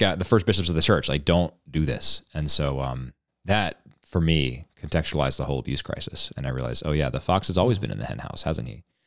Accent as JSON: {"language": "English", "area": "outside of Philly", "region": "Pennsylvania", "country": "United States", "tie": "born or raised there", "said": "I was born outside of Philly"}